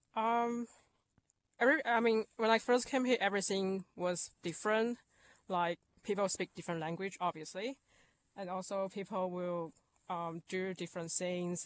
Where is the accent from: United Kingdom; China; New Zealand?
China; moved away as an adult; now in Australia; I'm from China